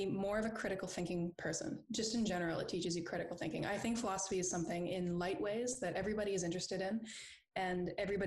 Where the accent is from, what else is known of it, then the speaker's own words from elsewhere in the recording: Charlottetown, Prince Edward Island, Canada; moved away as an adult; also born or lived in Alberta / Ontario; now in United Kingdom; I was born out in Alberta, but I actually grew up in Charlottetown, Prince Edward Island, where I did my first degree in philosophy.